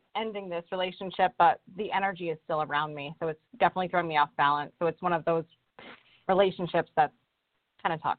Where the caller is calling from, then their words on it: Rhode Island, United States; I'm calling from Rhode Island.